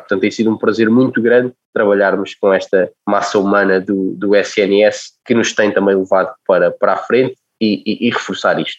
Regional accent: Lisbon, Portugal; also born or lived in Caldas da Rainha, Portugal; nascido e criado nas Casas da Rainha, onde vivi até aos 8 anos. Depois vim para Lisboa

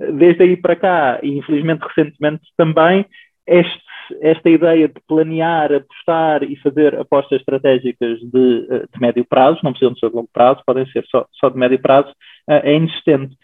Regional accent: Lisbon, Portugal; nascido e criado em Lisboa

